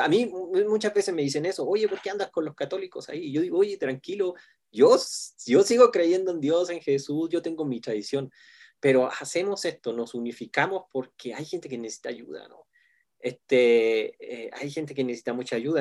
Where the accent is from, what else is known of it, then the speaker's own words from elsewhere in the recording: Chile; now in Mexico City, Mexico; yo soy un pastor chileno pero que vive aquí en la gran ciudad de México